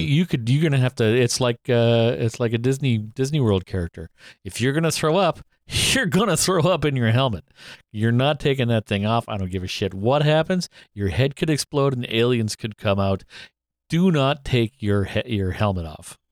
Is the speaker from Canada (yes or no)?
yes; Canada; we're Canadian